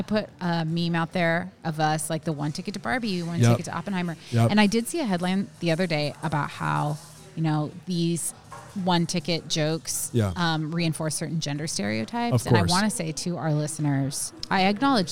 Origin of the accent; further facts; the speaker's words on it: Pacific Northwest, United States; I'm from the Pacific Northwest, and this is like facial hair territory.